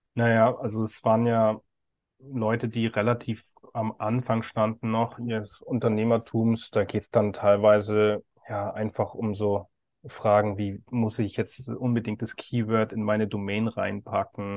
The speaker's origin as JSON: {"language": "German", "region": "Bavaria", "country": "Germany", "said": "ich bin ja aus Bayern"}